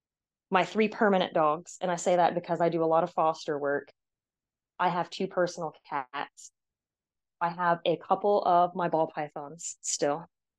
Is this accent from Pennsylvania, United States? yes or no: no; Georgia, United States; also born or lived in California; I was born in California, but I've always considered myself a Southern girl because I was mostly raised in Georgia or around the Southeast.